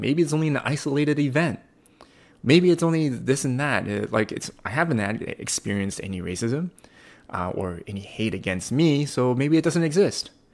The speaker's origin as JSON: {"language": "English", "area": "Coquitlam", "region": "British Columbia", "country": "Canada", "tie": "born or raised there", "said": "born and raised in, uh, in this province, uh, born and raised in Kukulam"}